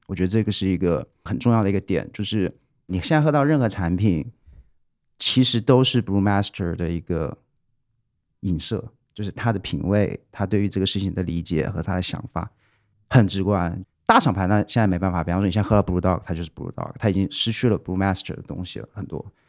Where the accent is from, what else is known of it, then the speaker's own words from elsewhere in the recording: Wuhan, Hubei, China; moved away; 小时候在武汉长大的嘛，就哦。是我爸妈之前在武汉做生意，所以我在武汉长大了